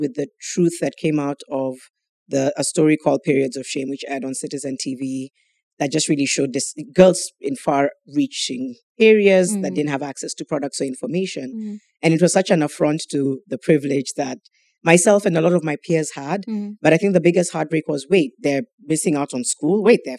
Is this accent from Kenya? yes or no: yes; Mombasa, Mombasa County, Kenya; I grew up in Mombasa.